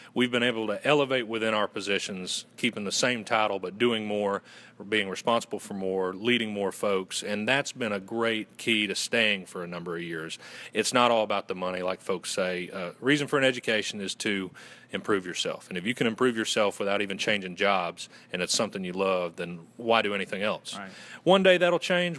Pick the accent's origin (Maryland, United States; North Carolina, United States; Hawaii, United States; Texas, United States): North Carolina, United States; Western; accent: Southern gentleman; originally from Western North Carolina, and I went to Western Carolina University